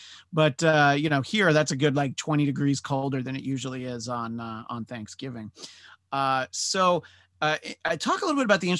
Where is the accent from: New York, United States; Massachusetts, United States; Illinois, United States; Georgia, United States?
New York, United States; moved away; And I grew up in New York, but I've lived out here for 17 plus years now.